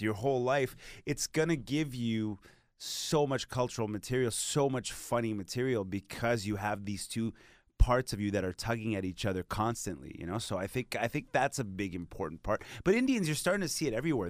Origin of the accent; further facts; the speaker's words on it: Montreal, Quebec, Canada; first language Hindi, Punjabi; English is a second language; I had to learn French because I'm from Montreal